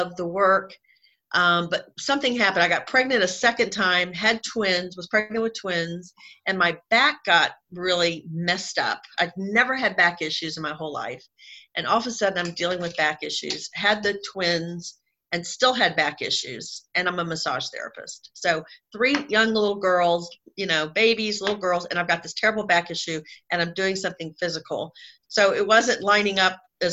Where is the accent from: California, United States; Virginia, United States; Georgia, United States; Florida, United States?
Florida, United States; Jacksonville; accent: Southern; So I grew up in Jacksonville, Florida. So I've been a Southern girl my whole life, if you can't tell from listening to my the accent of my voice.